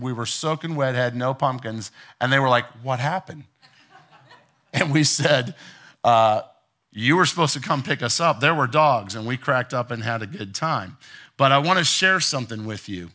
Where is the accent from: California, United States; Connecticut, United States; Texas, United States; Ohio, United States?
Ohio, United States; moved away; my wife and I grew up in Ohio, and we were teenagers